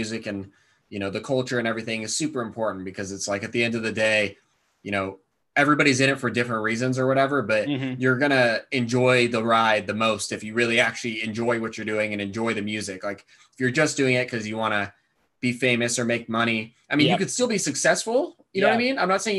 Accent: Thousand Oaks, California, United States; also born or lived in Santa Barbara; I grew up in Thousand Oaks, which is just outside of Los Angeles

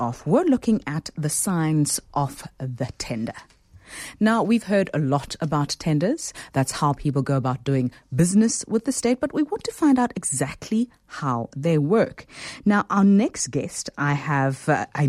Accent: Mthatha, Eastern Cape, South Africa; someone I grew up with in Umtad

